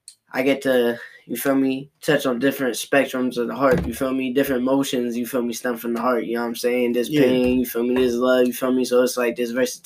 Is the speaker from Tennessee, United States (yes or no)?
no; Long Branch, New Jersey, United States; also born or lived in AP; I'm from AP, you know what I'm saying? But I also grew up in Long Branch too, you feel me?